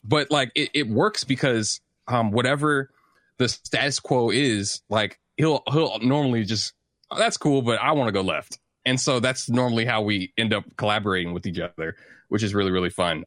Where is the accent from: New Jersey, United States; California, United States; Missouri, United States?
Missouri, United States; St. Louis; I grew up in St. Louis, Missouri